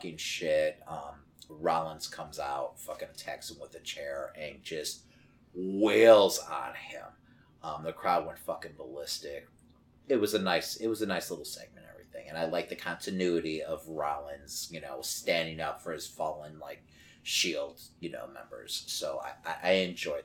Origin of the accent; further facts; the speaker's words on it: Chicago, Illinois, United States; we're in Chicago. We're from Chicago